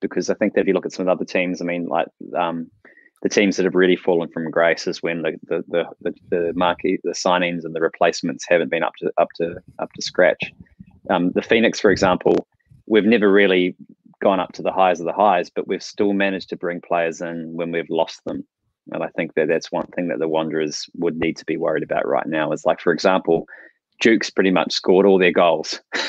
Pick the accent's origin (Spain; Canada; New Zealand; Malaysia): New Zealand; Hi guys, I'm from New Zealand. I only get New Zealand TV